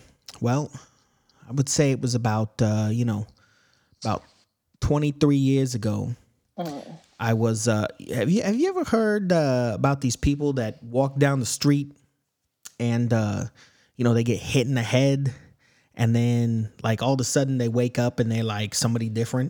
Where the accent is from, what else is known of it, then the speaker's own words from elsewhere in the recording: Alabama, United States; I'm from Alabama. This is how people sound in Alabama.